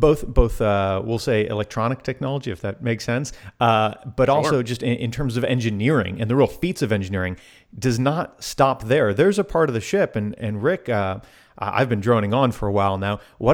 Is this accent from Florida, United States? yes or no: yes; Florida, United States; I grew up in South Florida.